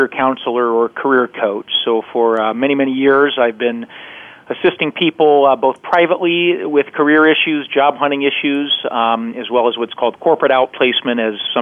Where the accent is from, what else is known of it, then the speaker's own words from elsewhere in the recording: Alaska, United States; moved away as an adult; also born or lived in Seattle; I grew up in Alaska